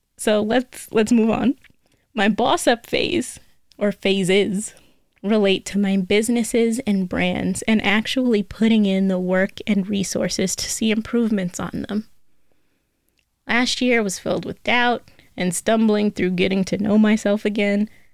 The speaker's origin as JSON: {"language": "English", "country": "United States", "said": "I am American"}